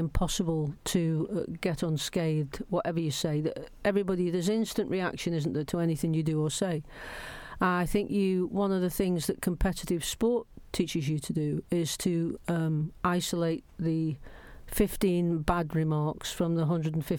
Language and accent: English; Stoke-on-Trent, West Midlands, United Kingdom; moved away; Stoke's my home. I was born in Stoke.